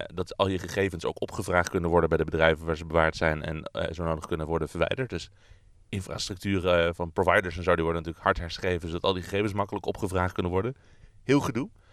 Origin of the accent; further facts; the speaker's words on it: Netherlands; waar wij als Nederlanders niet heel erg naar uit hoeven te kijken